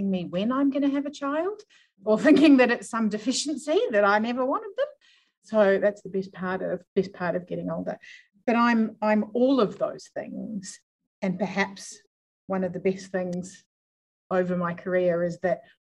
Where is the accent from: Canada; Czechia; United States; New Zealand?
New Zealand; moved away as an adult; also born or lived in Melbourne, Australia; now in Adelaide, Australia; I grew up in New Zealand, moved here by accident